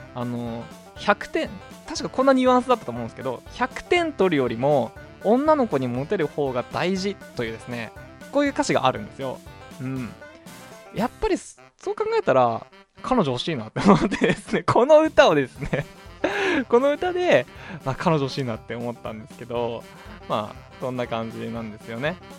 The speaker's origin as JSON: {"language": "Japanese", "region": "Hokkaido", "country": "Japan", "tie": "born or raised there", "said": "北海道生まれ北海道育ちのどさんこ"}